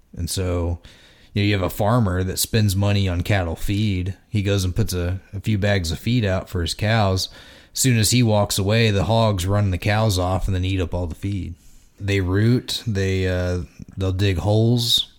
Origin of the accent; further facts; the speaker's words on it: Texas, United States; now in Indiana, United States; living in Texas growing up